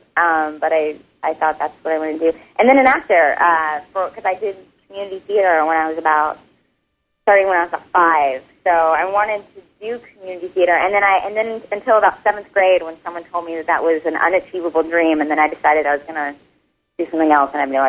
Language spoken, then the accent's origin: English; Marshall, Texas, United States; moved away as an adult; now in Los Angeles, United States; In Northeast Texas. In a town called Marshall, and it's near Shreveport, Louisiana